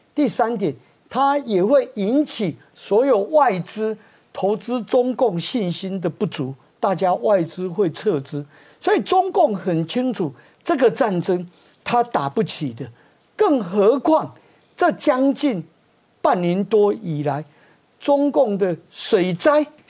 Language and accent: Chinese; Taiwan; 我们台湾人